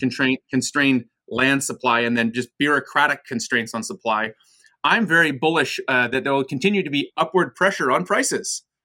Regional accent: Vancouver, British Columbia, Canada; also born or lived in United States / Toronto, Canada; I was born in the United States, moved to Canada when I was eight years old to Vancouver

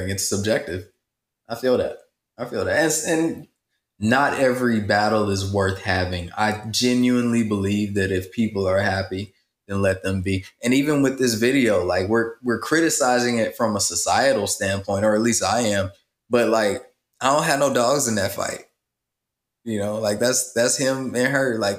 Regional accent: Midwest, United States; also born or lived in South; I am from uh, rural America. I'm from the Midwest and the South, and I grew up partially on a farm

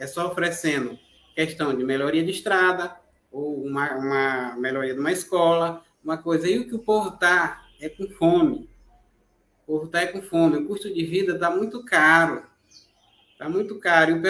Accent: Brazil; Eu sou do Quilombo Santa Helena, território Mongibelo.

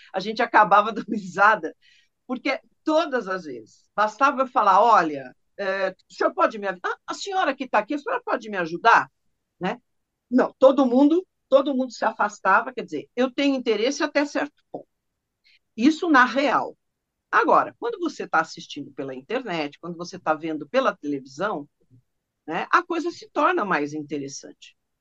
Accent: São Paulo, Brazil; eu sou de São Paulo, sou paulistana

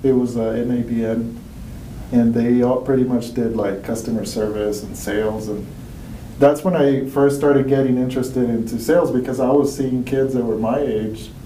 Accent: El Paso, Texas, United States; also born or lived in Mexico; I'm from El Paso, Texas, dude. Grew up there. I was actually born in Mexico

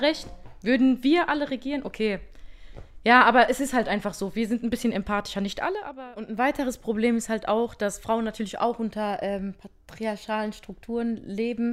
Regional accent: Germany; dass wir irgendwie hier geboren sind in Deutschland

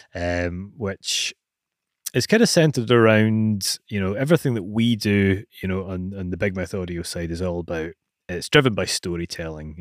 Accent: Scotland, United Kingdom; being Scottish

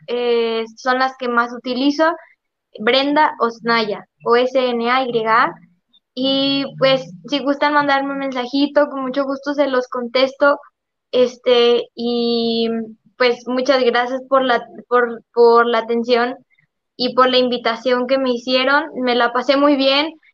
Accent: Monterrey, Nuevo León, Mexico; yo soy originaria de Monterrey

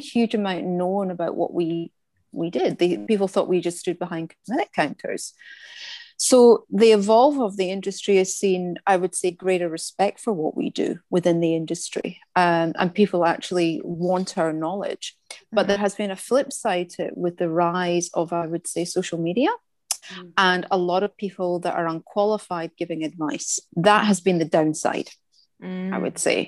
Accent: Scotland, United Kingdom; moved away as an adult; now in Australia; as you can probably hear by the accent, I'm from Scotland. I've been in Australia about 23 years

